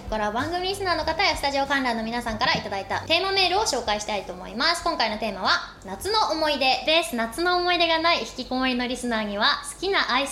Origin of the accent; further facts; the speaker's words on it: Kanagawa, Japan; 私神奈川出身なんですけど